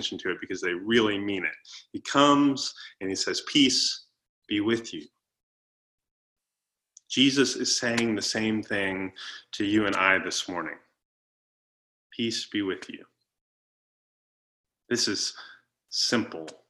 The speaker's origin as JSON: {"language": "English", "region": "Florida", "country": "United States", "tie": "born or raised there", "moved": "yes", "said": "I grew up in Florida and so we did a lot of boating"}